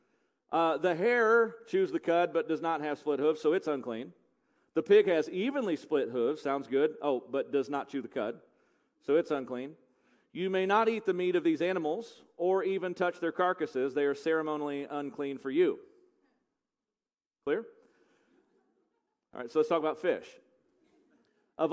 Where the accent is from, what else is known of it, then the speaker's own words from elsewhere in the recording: United States; because I'm an American. I was raised on eating bacon